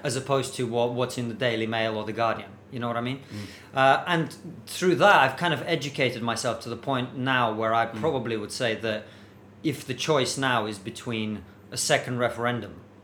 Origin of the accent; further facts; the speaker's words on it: Russia; moved away; growing up in the Soviet Union